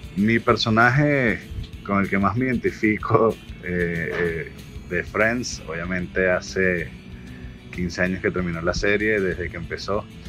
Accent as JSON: {"language": "Spanish", "country": "Venezuela", "tie": "born or raised there", "said": "nací en Venezuela"}